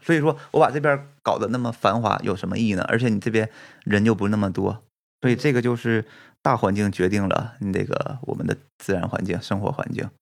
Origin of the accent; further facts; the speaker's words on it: Fushun, Liaoning, China; moved away as an adult; now in Japan; 我是在东北出生的，我们，我是沈阳旁边的一个城市叫抚顺市